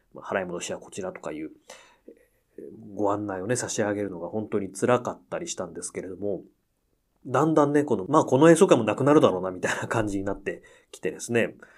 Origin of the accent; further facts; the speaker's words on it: Akita, Japan; moved away; 私の地元秋田県のですね